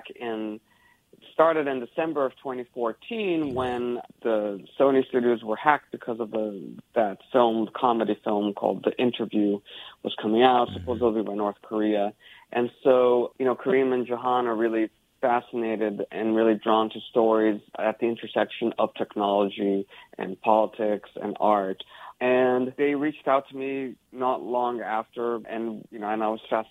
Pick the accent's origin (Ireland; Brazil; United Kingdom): Brazil; now in California, United States; my home country of Brazil